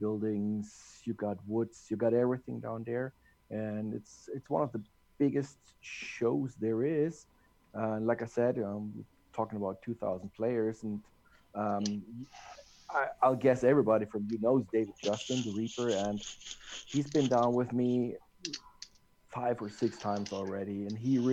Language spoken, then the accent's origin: English; Germany; born or raised there